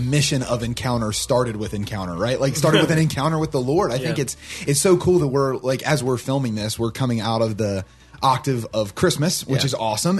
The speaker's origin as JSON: {"language": "English", "region": "Southern Ohio", "country": "United States", "tie": "born or raised there", "said": "I'm from Southern Ohio, so I come from like a river town, like right on the Ohio River."}